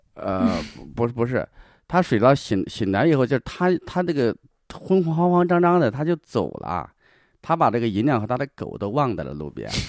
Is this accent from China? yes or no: yes; Shaanxi, China; 我小时候就在这边生长